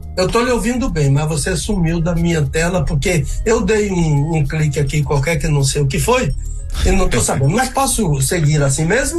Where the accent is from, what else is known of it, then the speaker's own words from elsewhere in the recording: Bahia, Brazil; moved away; also born or lived in Rio de Janeiro; eu sou baiano.